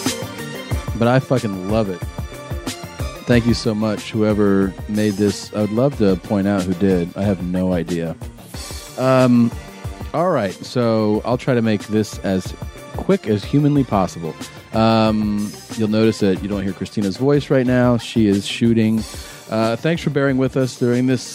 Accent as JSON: {"language": "English", "town": "Cincinnati", "region": "Ohio", "country": "United States", "tie": "born or raised there", "said": "I'm at Go Bananas in Cincinnati, my hometown"}